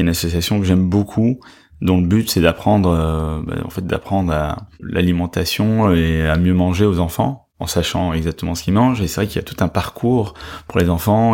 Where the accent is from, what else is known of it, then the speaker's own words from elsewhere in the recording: Brussels, Brussels-Capital Region, Belgium; moved away as an adult; also born or lived in Spain; now in France; Je suis né à Bruxelles